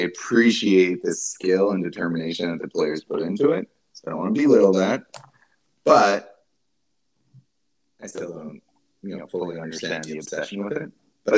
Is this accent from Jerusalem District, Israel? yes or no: yes; Jerusalem, Jerusalem District, Israel; now in United States; I grew up in Jerusalem